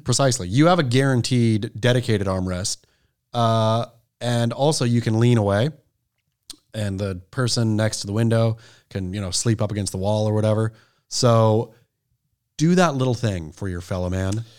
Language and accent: English; Oregon, United States; also born or lived in Southern California; now in California, United States; as an Oregon boy, growing up in Oregon